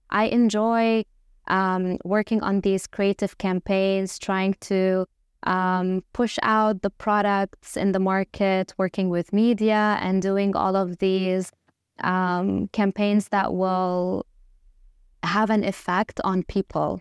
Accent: Lebanon; moved away as an adult; also born or lived in Dubai; I obviously am Lebanese, so, uh, born and raised in Lebanon

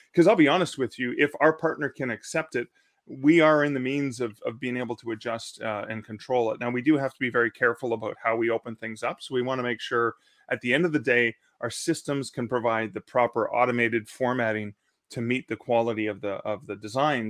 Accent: Canada; as a Canadian

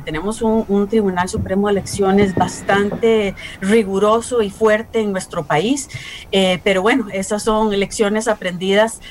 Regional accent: Costa Rica; nosotros como costarricenses

